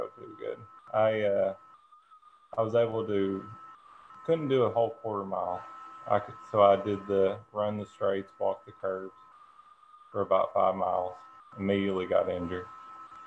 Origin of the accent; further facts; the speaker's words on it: Central Kentucky, United States; 35 years old, from Central Kentucky. Been here my whole life.